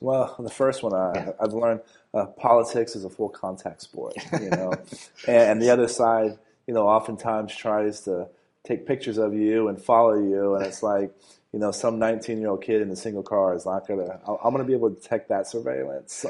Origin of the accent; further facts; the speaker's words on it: San Antonio, Texas, United States; I was born and raised in San Antonio